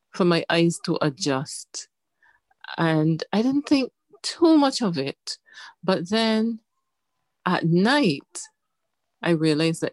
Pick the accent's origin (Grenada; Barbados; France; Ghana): Barbados; I was born in Barbados to parents who were visionary